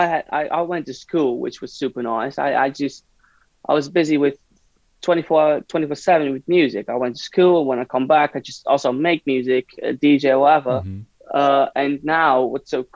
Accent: Hilversum, North Holland, Netherlands; now in Amsterdam, Netherlands; I was from Hilversum

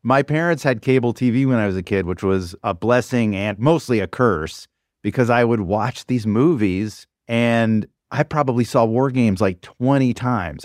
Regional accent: the South, United States; now in New York, United States; I grew up in the South

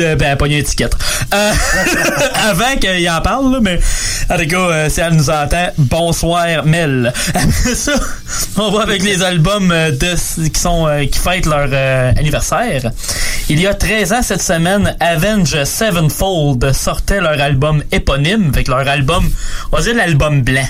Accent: Canada; Moi, je suis Canadien

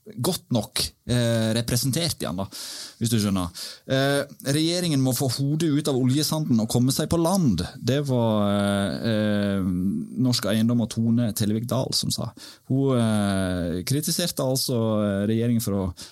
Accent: Årdal, Vestland, Norway; jeg er født og oppvokst i Årdal. som du hører

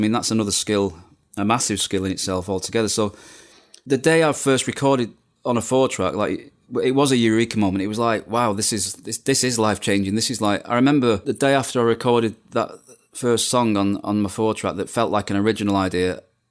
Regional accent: Bolton, North West England, United Kingdom; also born or lived in Manchester; And I was being from the Manchester area, Bolton born, but Manchester living.

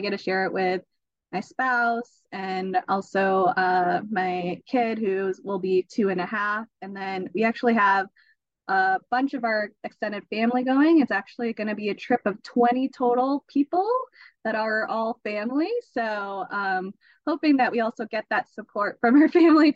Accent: United States; I'm still going to come off as American

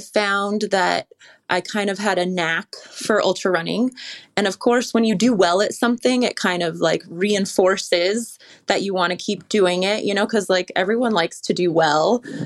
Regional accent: California, United States; I grew up in the Lake Tahoe area

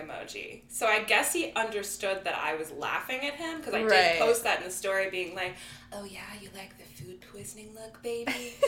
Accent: Iowa, United States; now in Brooklyn, United States; I'm from Iowa.

